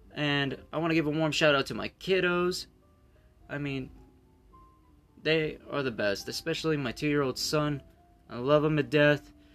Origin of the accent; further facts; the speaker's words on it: United States; I'm an American.